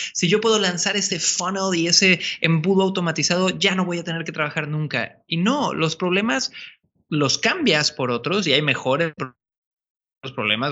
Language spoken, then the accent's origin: Spanish; Cancún, Quintana Roo, Mexico; moved away as an adult; also born or lived in Santiago, Chile; Yo soy originario de Cancún, México. Sí, nací en la playa.